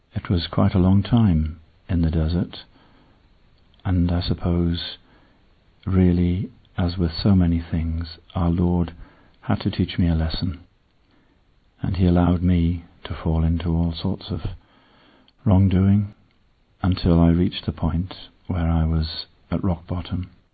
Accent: Northumberland, North East England, United Kingdom; I was born beyond the Roman wall which separates England and Scotland in Northumberland

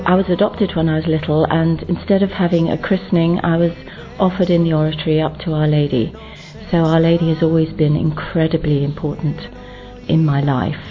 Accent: London, United Kingdom; also born or lived in Ireland; I'm from Ireland and, and England. I was born in London

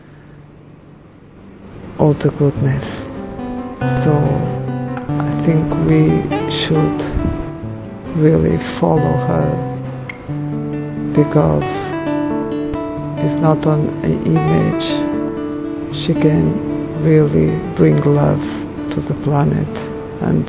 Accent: Portugal; I'm from Portugal.

